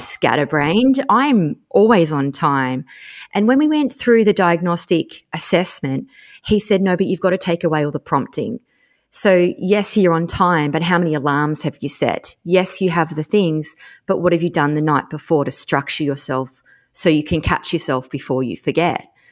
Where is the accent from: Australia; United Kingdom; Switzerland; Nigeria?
Australia; Tasmania; I grew up in Tassie